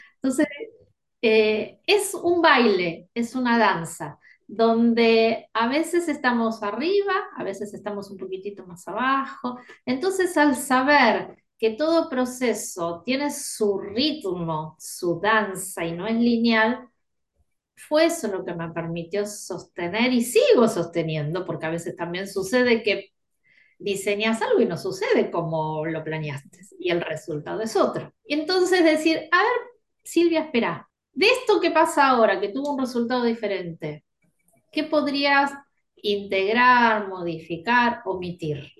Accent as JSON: {"language": "Spanish", "region": "Buenos Aires", "country": "Argentina", "said": "soy de Buenos Aires, acá en Argentina"}